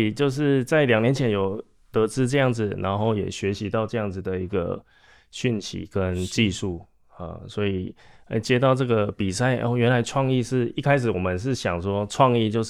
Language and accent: Chinese; Taichung, Taiwan; 台中的名产，我是台中人。